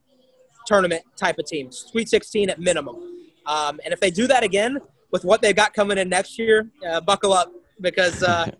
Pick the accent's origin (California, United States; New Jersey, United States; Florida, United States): Florida, United States; Tallahassee; I grew up in Tally, a diehard Seminole.